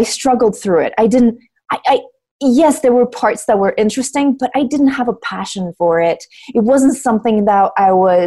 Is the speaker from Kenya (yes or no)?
no; Russia; moved away as an adult; when I was growing up in Russia